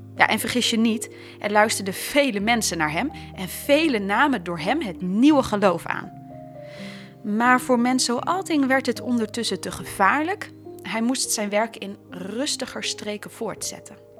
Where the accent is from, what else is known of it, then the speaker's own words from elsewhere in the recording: Drenthe, Netherlands; wij zijn allebei opgegroeid in Drenthe